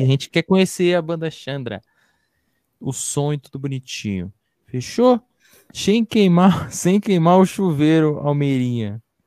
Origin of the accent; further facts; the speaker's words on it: São Paulo, Brazil; Eu sou aqui da ZN. Cachoeirinha, Brasilândia